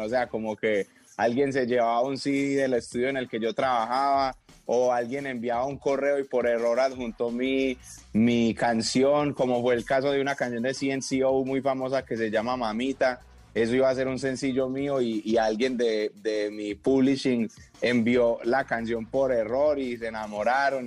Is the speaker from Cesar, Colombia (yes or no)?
no; Medellín, Antioquia, Colombia; yo soy un pelado de Medellín